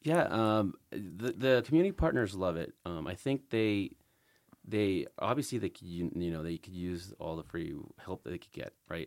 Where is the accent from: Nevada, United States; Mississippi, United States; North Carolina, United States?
Nevada, United States; Las Vegas; also born or lived in California; as a Vegas native, my s, well, I was born in California, but I've been here for most of my life